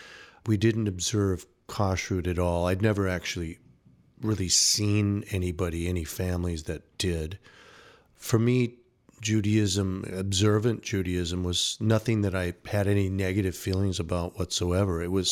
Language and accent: English; St. Louis Park, Minnesota, United States; Yeah, I was raised in St. Louis Park, Minnesota.